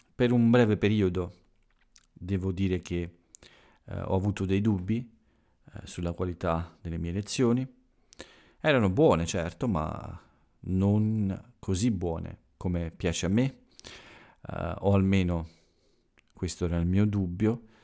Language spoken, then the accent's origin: Italian; Italy; quello che accade qui in Italia ogni giorno, per avvicinarvi un po' al mio paese